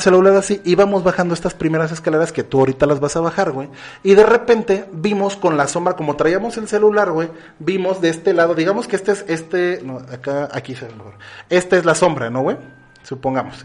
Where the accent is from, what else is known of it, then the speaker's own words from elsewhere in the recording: Mexico; somos mexicanos